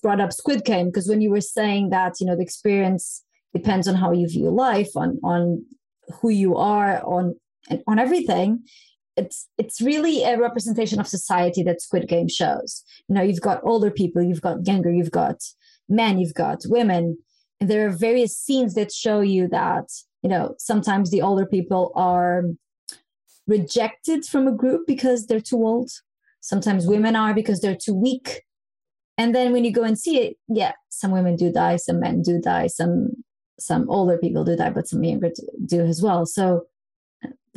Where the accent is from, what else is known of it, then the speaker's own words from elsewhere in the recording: Mozambique; moved away as an adult; also born or lived in Angola; now in Portugal; I was born and raised in Mozambique in Africa. Then I came to Portugal when I was in university studying